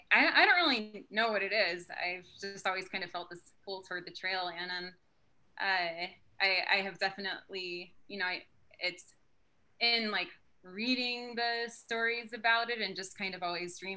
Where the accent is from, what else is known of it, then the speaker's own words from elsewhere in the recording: southeastern Pennsylvania, United States; also born or lived in Salem, Oregon; I was born in Salem, Oregon, but I grew up in southeastern Pennsylvania